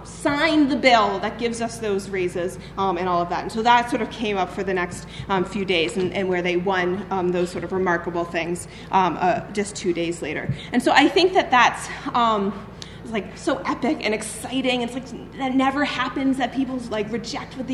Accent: Boston, Massachusetts, United States; now in Chicago, United States; I'm originally from Boston

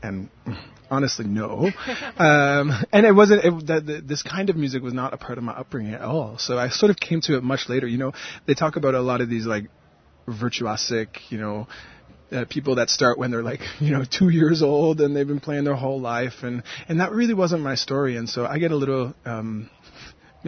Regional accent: New Brunswick, Canada; now in Montreal, Canada; the place that I come from is known by some people as New Brunswick in Canada

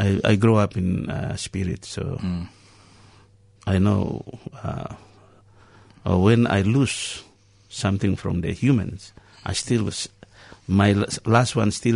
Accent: West Papua, Indonesia; English is a second language; moved away as an adult; also born or lived in Jakarta; now in Australia; I'm from West Papua, but I came without passport.

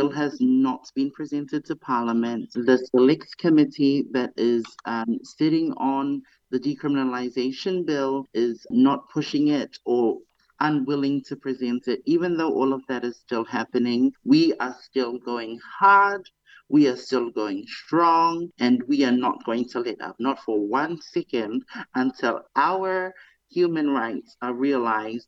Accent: Cook Islands; now in Rarotonga, Cook Islands; I am from the Cook Islands. In the Cook Islands, there are 15 islands, and I hail from the beautiful islands of Atiu and Manihiki, and I reside currently on Rarotonga

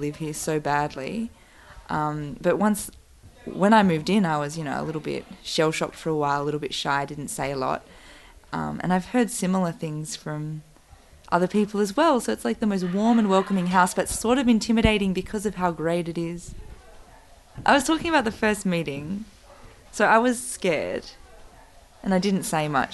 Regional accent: Bega, New South Wales, Australia; moved away; also born or lived in Sydney; I'm from Bega

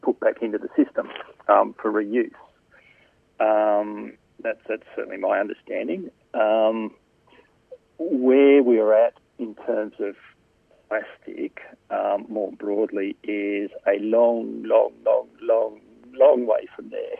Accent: New South Wales, Australia; I grew up in New South Wales

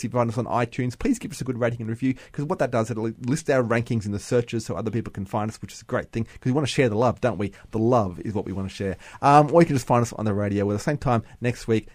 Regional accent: Bundaberg, Queensland, Australia; I am from Bundaberg

